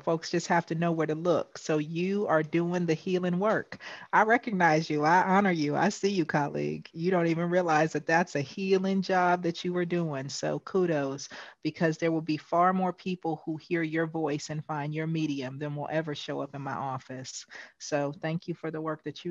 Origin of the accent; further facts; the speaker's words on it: West Coast, United States; I am from the West Coast